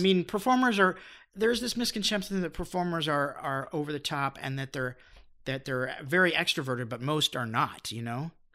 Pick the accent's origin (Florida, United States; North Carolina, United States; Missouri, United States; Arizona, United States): Arizona, United States; Phoenix; moved away as an adult; also born or lived in Los Angeles; I grew up in the West Valley. I went to Greenway High School